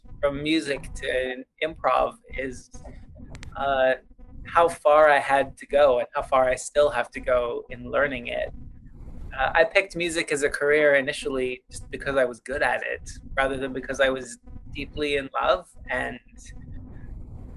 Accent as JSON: {"language": "English", "town": "Vancouver", "region": "British Columbia", "country": "Canada", "tie": "born or raised there", "said": "I grew up in Vancouver, BC, in Canada"}